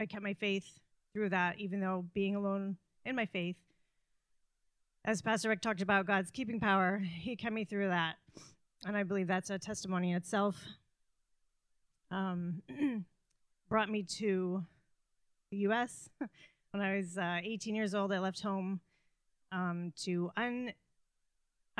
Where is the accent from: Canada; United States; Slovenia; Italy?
Canada; moved away; I'm Canadian and my family's in Canada.